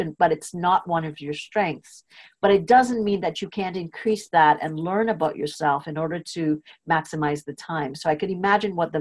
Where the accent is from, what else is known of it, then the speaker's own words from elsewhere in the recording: Trinidad & Tobago; I was born in Trinidad. I went to a British school system, was very strict. And I was in standard 5. So I must have been about 12 years old